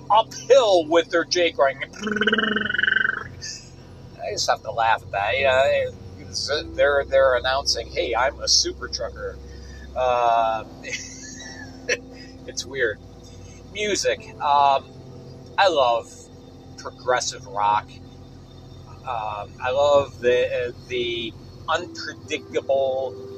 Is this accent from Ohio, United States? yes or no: no; Binghamton, New York, United States; My hometown of Binghamton, New York